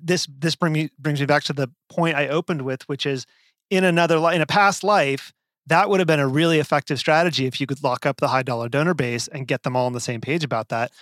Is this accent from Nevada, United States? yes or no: yes; Las Vegas, Nevada, United States; my hometown of Las Vegas